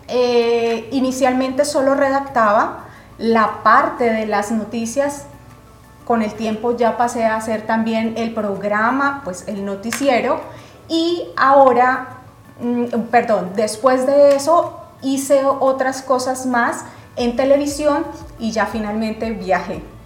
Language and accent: Spanish; Colombia; moved away as an adult; now in Indiana, United States; Yo soy colombiana, Llegué a Indiana aproximadamente hace dos años y medio